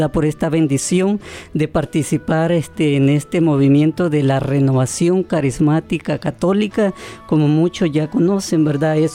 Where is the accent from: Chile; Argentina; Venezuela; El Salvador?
El Salvador; Eh, soy salvadoreño y estoy casado.